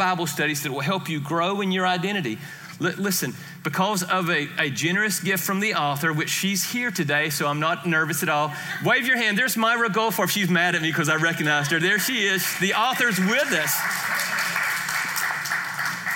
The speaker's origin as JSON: {"language": "English", "region": "Georgia", "country": "United States", "said": "I am from Georgia"}